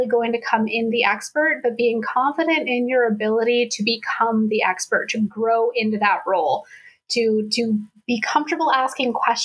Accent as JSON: {"language": "English", "region": "Colorado", "country": "United States", "tie": "born or raised there", "moved": "yes", "lives_now": "East Coast, United States", "said": "Growing up in Colorado"}